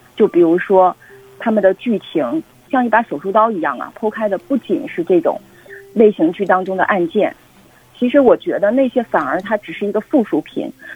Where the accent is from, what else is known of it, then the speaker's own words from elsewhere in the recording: Northeast China, China; 我们东北人的一个地域性格吧，非常的乐观